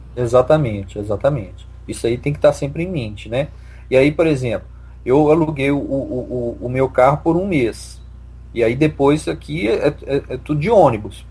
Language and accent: Portuguese; Belo Horizonte, Minas Gerais, Brazil; moved away as an adult; now in Victoria, Canada; eu sou de Belo Horizonte